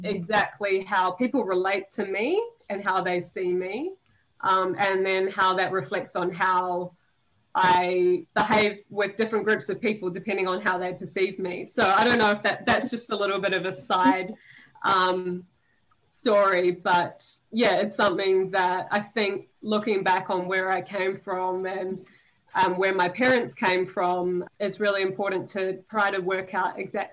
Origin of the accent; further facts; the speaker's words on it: Raumati South, Wellington, New Zealand; I'm from a small beach town in New Zealand. It's called Raumati South, and it's in the Wellington region